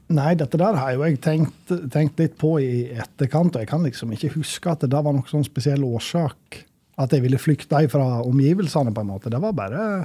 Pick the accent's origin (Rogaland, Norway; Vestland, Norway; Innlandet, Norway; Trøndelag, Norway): Vestland, Norway; Sogndal; moved away; also born or lived in Levanger; jeg vokste opp i Sogndal, og fra sjølve, bygda